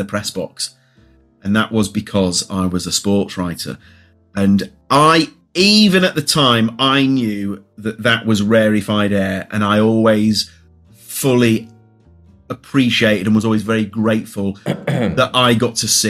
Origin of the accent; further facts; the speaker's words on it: Leeds, Yorkshire and the Humber, United Kingdom; I'm from Leeds.